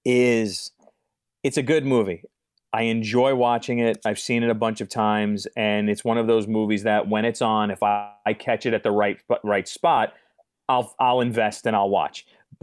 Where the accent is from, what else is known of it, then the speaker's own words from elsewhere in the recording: New York, United States; also born or lived in Chicago; you must be the only guy from New York that doesn't like